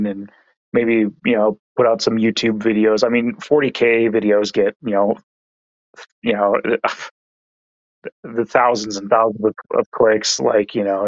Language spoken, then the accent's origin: English; San Diego, California, United States; moved away; originally I'm from San Diego